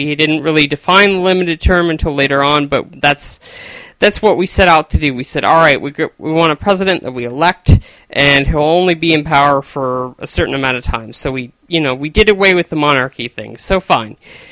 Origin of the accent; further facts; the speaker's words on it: Chico, California, United States; I was born in Chico, California, part of the United States, and I've lived in the United States for all my life